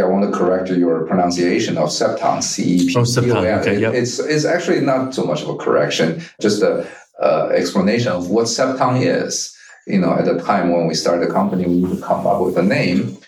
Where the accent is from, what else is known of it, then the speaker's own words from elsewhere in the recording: China; now in United States; I grew up in China. I speak with a very different accent than many other of my colleagues and friends.